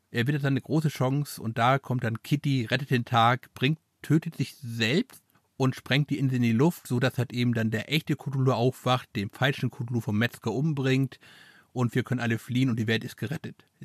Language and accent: German; Transylvania, Romania; Ah, das ist das, was meine Heimat mit mir macht.